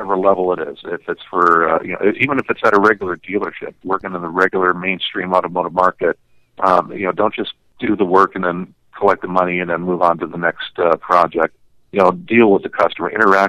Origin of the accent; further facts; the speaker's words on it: Colorado, United States; I came back to my hometown in Colorado.